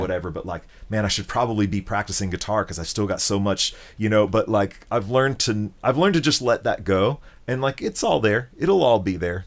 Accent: Memphis, Tennessee, United States; moved away; my experience growing up in Memphis

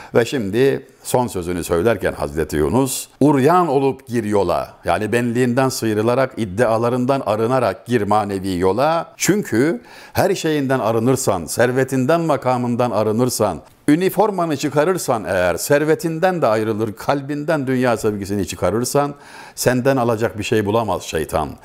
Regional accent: Çameli, Denizli, Turkey; Ben Denizliliyim, Denizli Çameliliyim.

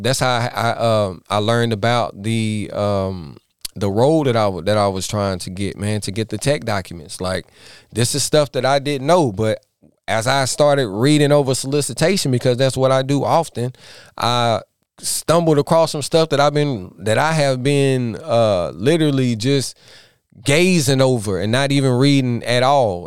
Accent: Iredell County, NC, North Carolina, United States; born or raised there

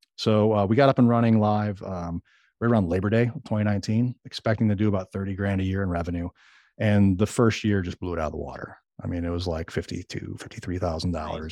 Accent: Chicago, Illinois, United States; moved away as an adult; now in Arkansas, United States; I grew up in Chicago

